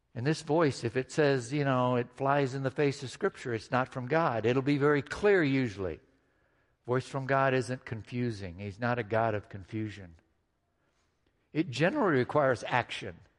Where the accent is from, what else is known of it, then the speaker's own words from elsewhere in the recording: Midwest, United States; Growing up in the Midwest